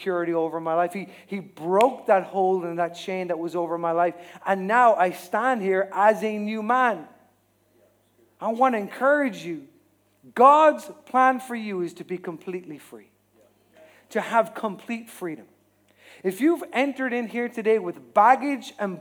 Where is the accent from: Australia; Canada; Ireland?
Ireland; we as Irish people